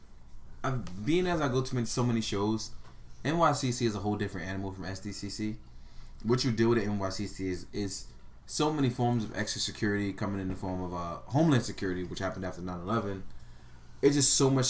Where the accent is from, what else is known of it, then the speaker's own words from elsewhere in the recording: New York City, New York, United States; I'm from Brooklyn